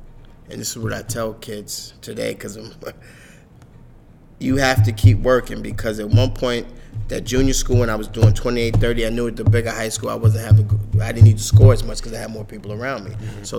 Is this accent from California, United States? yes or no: no; New York City, New York, United States; As a kid growing up in Harlem